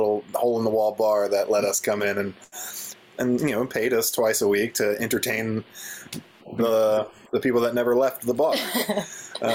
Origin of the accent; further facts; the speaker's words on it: northern Kentucky, United States; I grew up here in northern Kentucky, where we're calling you from. Yeah, it's basically a suburb of Cincinnati.